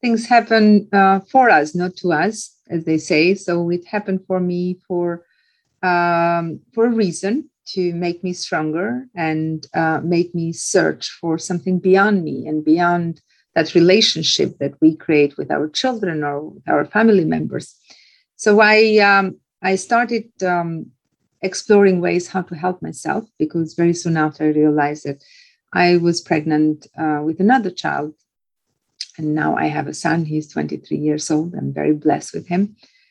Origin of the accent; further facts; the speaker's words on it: Albania; moved away; also born or lived in Tirana; So I managed to take myself out of that village to a little town, and then from a little town to a bigger city. And I ended up in the capital city of my home country, Albania